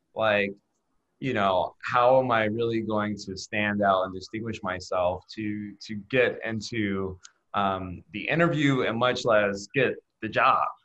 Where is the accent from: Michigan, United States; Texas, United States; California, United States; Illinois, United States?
Illinois, United States; Chicago; I was born and raised outside Chicago. I went through the Chicago public school system